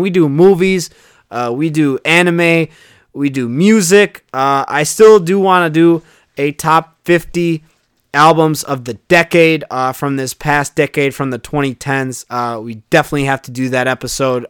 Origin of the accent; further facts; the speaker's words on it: Chicago, Illinois, United States; my hometown team, the Chicago Bulls